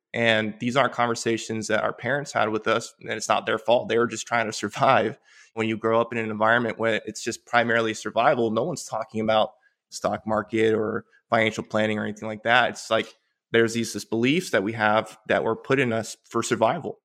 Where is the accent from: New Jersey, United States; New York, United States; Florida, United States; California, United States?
Florida, United States; Polk County, central; also born or lived in Caracas, Venezuela / Puerto Rico; I grew up in, in central Florida, in Polk County